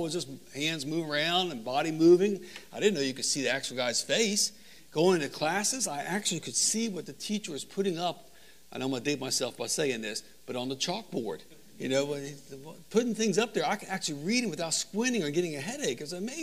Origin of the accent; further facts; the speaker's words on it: Northern Virginia, United States; I'm from the Northern Virginia area